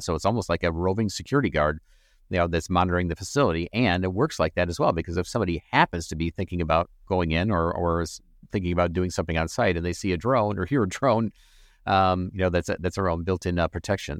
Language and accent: English; Flint, Michigan, United States; moved away; Flint, Michigan, that was my hometown, sorry, originally from